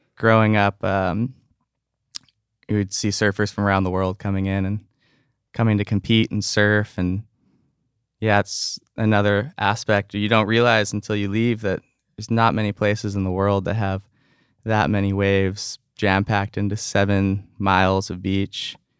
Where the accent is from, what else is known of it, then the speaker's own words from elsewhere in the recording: North Shore, Oahu, Hawaii, United States; just a few good friends that I grew up on the North Shore with.